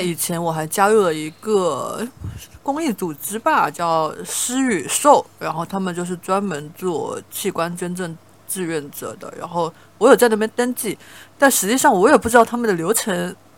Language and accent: Chinese; Shantou, Guangdong, China; moved away as an adult; 把我的骨灰撒到汕头的海里，就我老家的海里